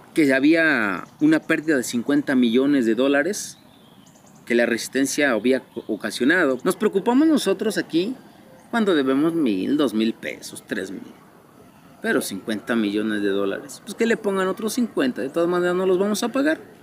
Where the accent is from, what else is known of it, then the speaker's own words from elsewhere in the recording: Amilcingo, Morelos, Mexico; soy originario de esta comunidad